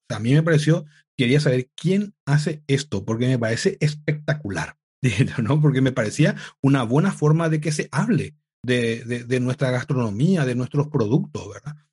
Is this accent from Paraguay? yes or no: yes; Paraguay; also born or lived in United States / Italy; now in Madrid, Spain; yo soy de Paraguay